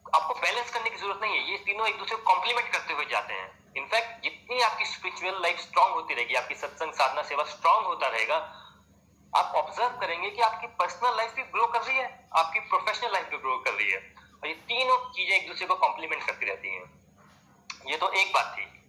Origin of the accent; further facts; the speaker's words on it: Himachal Pradesh, India; moved away as an adult; also born or lived in Pune; now in Bangalore, India; basically मैं हिमाचल प्रदेश से हूँ स्कूलिंग मैंने हिमाचल से की